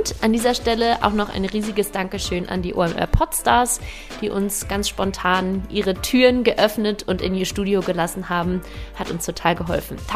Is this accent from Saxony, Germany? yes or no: no; Hamburg, Germany; moved away as an adult; Dieses Mal aus meiner Heimat Hamburg. Hier habe ich nicht nur die ersten 19 Jahre meines Lebens verbracht